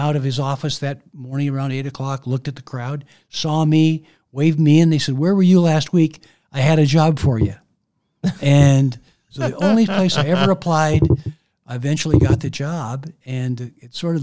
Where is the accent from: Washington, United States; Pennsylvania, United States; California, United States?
Washington, United States; Maple Valley; growing up in Maple Valley, I wanted to stay around home